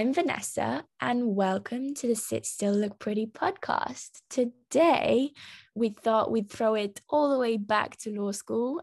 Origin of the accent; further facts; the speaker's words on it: London, United Kingdom; I am Romanian, but I was raised in London